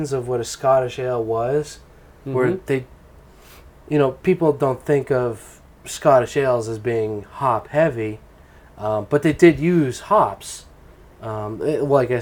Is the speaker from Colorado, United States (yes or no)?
no; Maine, United States; I grew up in Maine.